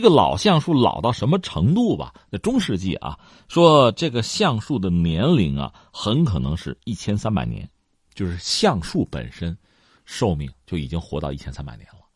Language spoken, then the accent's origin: Chinese; China; 我作为一个中国人没有去玩过